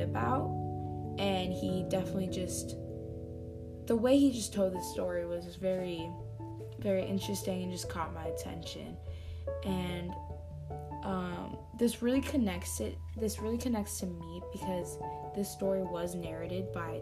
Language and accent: English; California, United States; I am from California